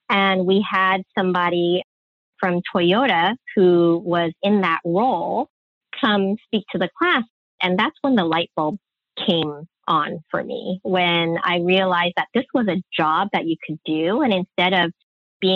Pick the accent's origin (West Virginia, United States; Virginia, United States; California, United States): California, United States; San Francisco; I was born and raised in San Francisco